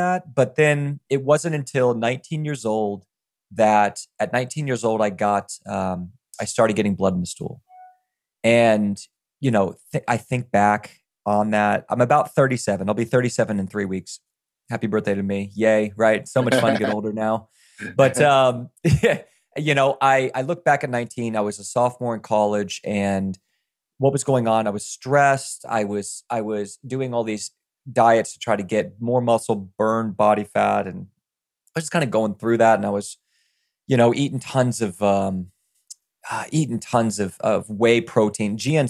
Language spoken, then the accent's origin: English; Virginia, United States; I grew up in Virginia in the middle of the woods where I don't know where you're from, Scott, but I'm from the woods, dude.